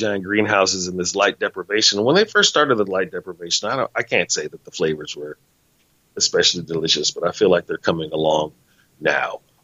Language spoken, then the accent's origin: English; United States